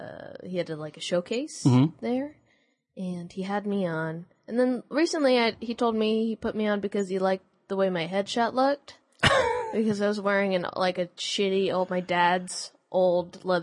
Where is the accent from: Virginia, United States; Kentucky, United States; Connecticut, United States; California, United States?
California, United States; San Jose; Yeah, I'm from San Jose, which is more like the South Bay.